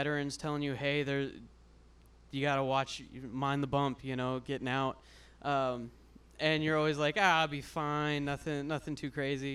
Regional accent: Central Texas, United States; I was born in Central Texas

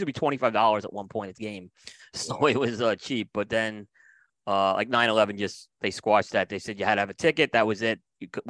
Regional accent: New York City, New York, United States; also born or lived in Staten Island; I was born in Brooklyn. I moved to Staten Island for my teenage years.

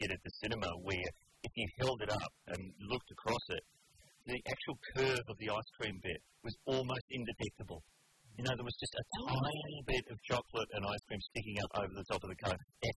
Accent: Adelaide, South Australia, Australia; moved away; in my hometown of Adelaide.

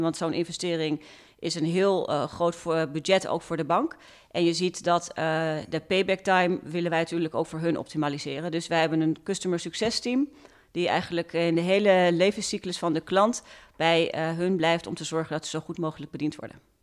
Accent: Zoetermeer, South Holland, Netherlands; ik ben dus opgegroeid in Zoetermeer

